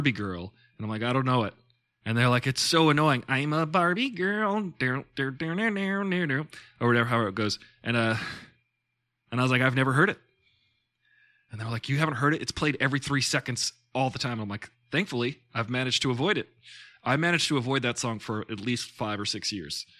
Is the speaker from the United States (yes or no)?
yes; Long Island, New York, United States; moved away; I'm from Long Island